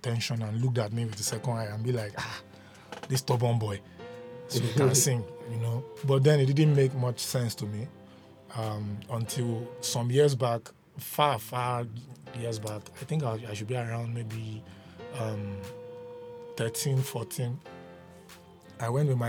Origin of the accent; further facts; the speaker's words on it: Ondo, Nigeria; I'm from Ondo State